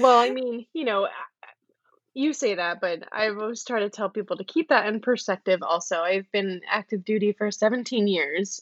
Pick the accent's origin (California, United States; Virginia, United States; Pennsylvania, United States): California, United States; now in North Carolina, United States; I'm from California.